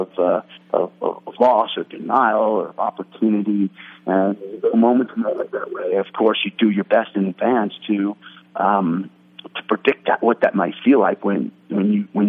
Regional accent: New York City, New York, United States; moved away as an adult; now in Los Angeles, United States; Adam and I, we grew up together in New York City, both on the Upper West Side, a block from each other

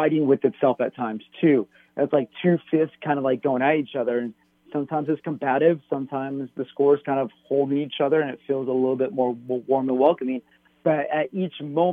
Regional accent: Albuquerque, New Mexico, United States; I grew up in Albuquerque.

